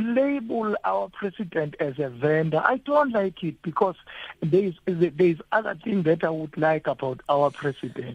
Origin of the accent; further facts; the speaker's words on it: Zulu nation, KwaZulu-Natal, South Africa; I'm coming from the Zulu nation